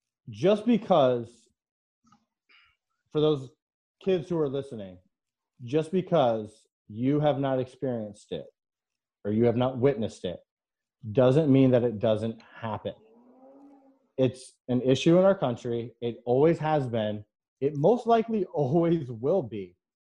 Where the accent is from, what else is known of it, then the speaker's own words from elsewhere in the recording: Connecticut, United States; My favorite band is … I play tennis, and I'm from Connecticut.